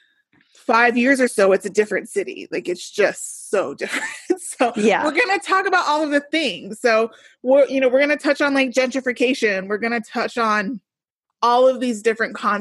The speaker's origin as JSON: {"language": "English", "town": "Denver", "region": "Colorado", "country": "United States", "tie": "born or raised there", "said": "I was born and raised in Denver"}